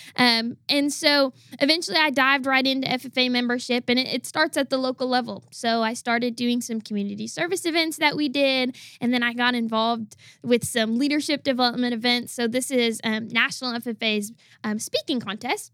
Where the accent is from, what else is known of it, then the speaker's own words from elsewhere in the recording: Wisconsin, United States; I'm originally from the state of Wisconsin.